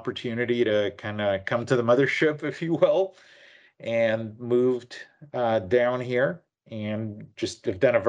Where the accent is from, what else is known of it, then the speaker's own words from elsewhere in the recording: Vancouver, British Columbia, Canada; moved away as an adult; now in United States; So I'm actually from the Vancouver area. So I grew up from about grade 3 or 4 in the Vancouver area and suburbs, went to school in Langley